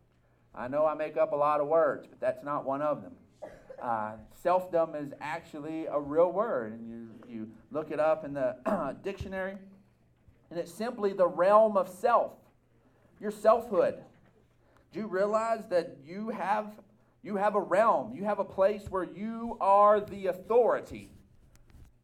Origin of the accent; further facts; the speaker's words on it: Texas, United States; Us as Texans, we recognize and we have an identity as Texans